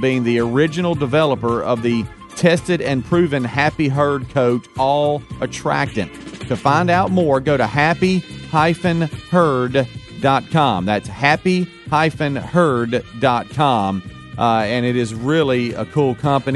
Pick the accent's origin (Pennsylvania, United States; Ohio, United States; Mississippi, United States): Mississippi, United States; Pascagoula; I'm from Pascagoula, Mississippi, right there on the line of Alabama and Mississippi in that general area